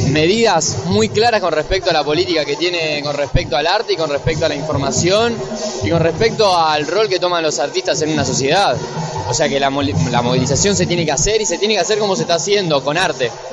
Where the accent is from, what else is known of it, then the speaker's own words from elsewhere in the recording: Rosario, Santa Fe, Argentina; now in Buenos Aires, Argentina; Yo soy de Rosario, eh, ahora estoy viviendo acá